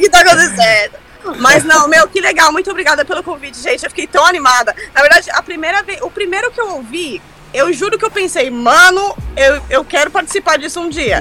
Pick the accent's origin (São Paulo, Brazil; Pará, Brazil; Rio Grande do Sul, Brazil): São Paulo, Brazil; moved away as an adult; also born or lived in Orlando / Dublin; Eu sou do Jardim Robru, extremo leste da cidade de São Paulo, então eu tô ali por Itaim Paulista, na verdade, né? Foi ali que eu nasci